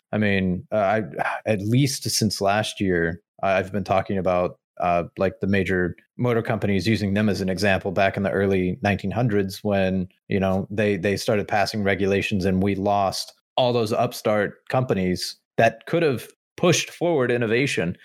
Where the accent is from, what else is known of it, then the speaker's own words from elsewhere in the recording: United States; as American people